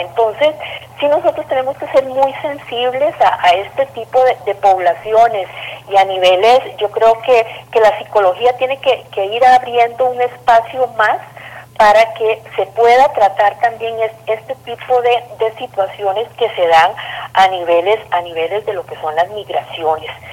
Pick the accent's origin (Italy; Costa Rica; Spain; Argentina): Costa Rica; nosotros somos los costarricenses